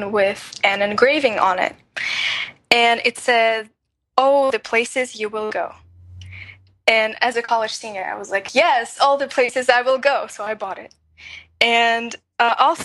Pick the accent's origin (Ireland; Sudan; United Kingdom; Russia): Russia; moved away; I was born in Russia